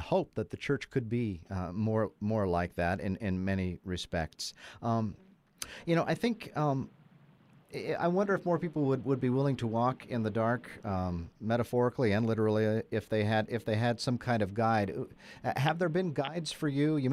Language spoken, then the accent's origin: English; Montana, United States; moved away; the dark farm I grew up in Montana that I miss now